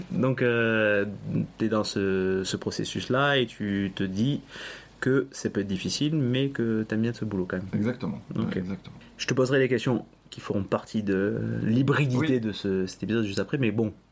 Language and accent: French; eastern France, France; je viens de l'Est